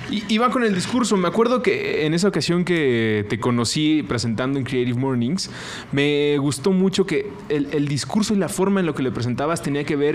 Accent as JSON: {"language": "Spanish", "region": "Mexico City", "country": "Mexico"}